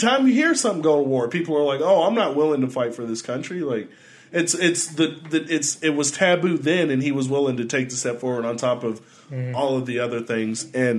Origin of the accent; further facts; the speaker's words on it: Louisville, Kentucky, United States; We grew up here. I grew up in Louisville.